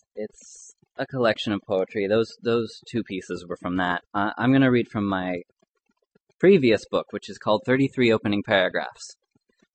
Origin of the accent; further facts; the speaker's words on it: Arizona, United States; I grew up in Arizona